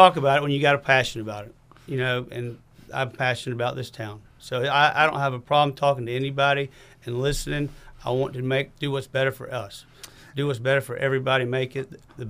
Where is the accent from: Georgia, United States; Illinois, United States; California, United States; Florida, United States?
Georgia, United States; Athens; I'm here from Athens.